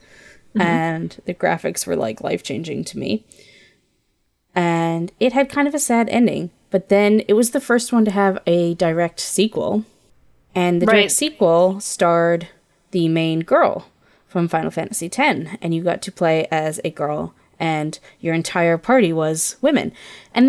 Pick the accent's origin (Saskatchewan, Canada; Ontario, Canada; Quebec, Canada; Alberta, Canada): Ontario, Canada; now in British Columbia, Canada; I grew up in Ontario.